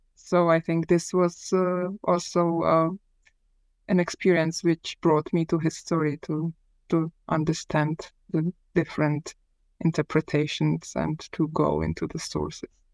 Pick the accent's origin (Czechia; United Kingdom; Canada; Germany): Czechia; Prague; I was born in Prague uh, in the early 1970s, which means that um, I spent my childhood